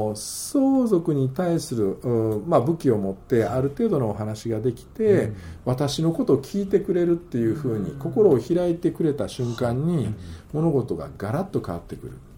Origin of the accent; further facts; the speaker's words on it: Kansai, Japan; 私は関西ですから